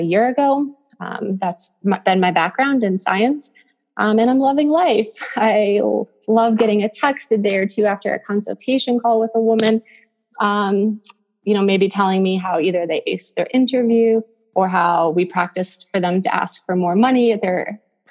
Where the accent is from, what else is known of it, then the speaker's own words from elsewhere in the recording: Western New York, United States; moved away as an adult; also born or lived in Buffalo, New York / Syracuse, New York / Northern Malawi / Cape Town, South Africa; now in Naperville, United States; my small town in Western New York